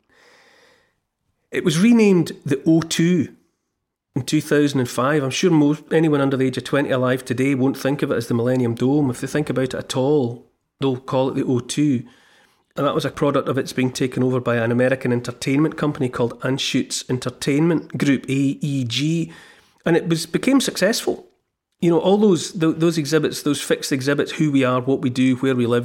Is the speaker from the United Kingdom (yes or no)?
yes; United Kingdom; as the British people